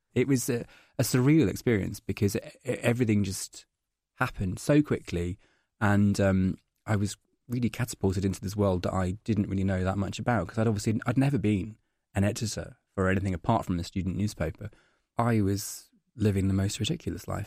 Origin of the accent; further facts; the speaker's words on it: Scotland, United Kingdom; moved away as an adult; now in London, United Kingdom; I'm Scottish